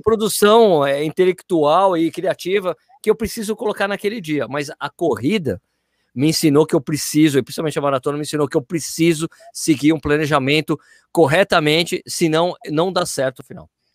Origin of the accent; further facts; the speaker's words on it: São Paulo, Brazil; now in Jundiaí, Brazil; fui nascido e criado na Lapa